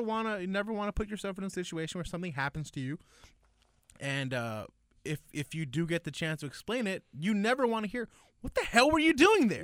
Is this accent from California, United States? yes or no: yes; Lennox, California, United States; my elementary childhood up until, like, middle school. I grew up in Lenox.